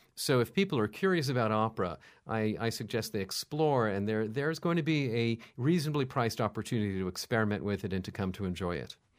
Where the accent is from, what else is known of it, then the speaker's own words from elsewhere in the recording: New York, United States; When I was a kid, I was brought up here in New York